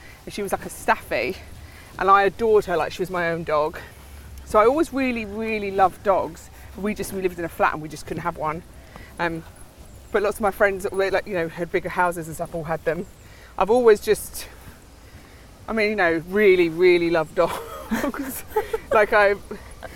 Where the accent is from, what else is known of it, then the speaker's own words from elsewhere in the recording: London, United Kingdom; also born or lived in Ireland; I was born in Regent's Park Estates, a council estate, down near Warren Street, in between Warren Street and Mornington Crescent.